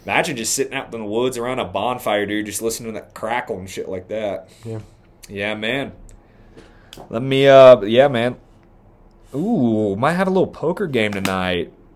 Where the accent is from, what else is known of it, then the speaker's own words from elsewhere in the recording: near Dayton, Ohio, United States; moved away; in Dayton, my like, damn near my hometown